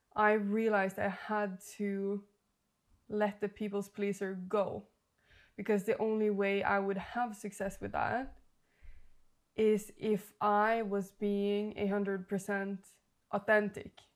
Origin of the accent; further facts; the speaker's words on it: Norway; moved away; I'm from Norway.